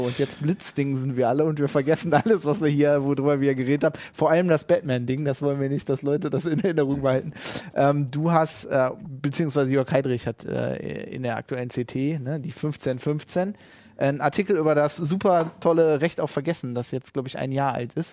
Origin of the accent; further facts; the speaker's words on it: Germany; wir als Deutsche